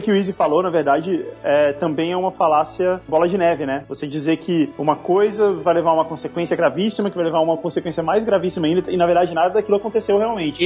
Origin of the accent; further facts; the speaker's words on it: Brazil; a gente é brasileiro